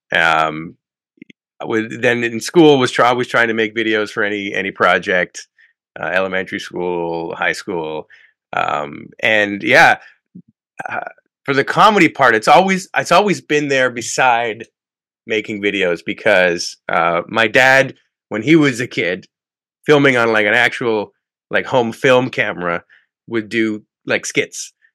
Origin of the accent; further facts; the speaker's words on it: Canada; when I was living my life, just being a Canadian, going across the border every day into work